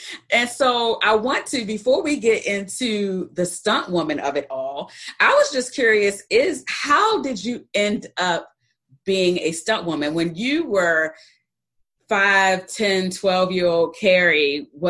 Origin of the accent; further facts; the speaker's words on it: Baltimore, Maryland, United States; moved away as an adult; now in Georgia, United States; I'm from Baltimore, Maryland.